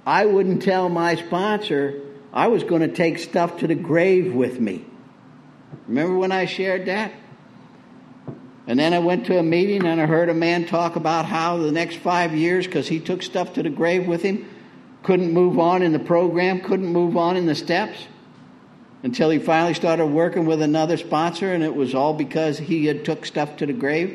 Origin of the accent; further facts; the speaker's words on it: Tornado Alley, United States; I grew up in Tornado Alley